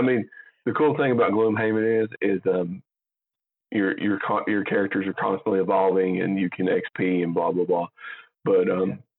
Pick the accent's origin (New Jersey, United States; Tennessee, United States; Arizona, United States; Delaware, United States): Tennessee, United States; Jamestown; we're both from Jamestown, Tennessee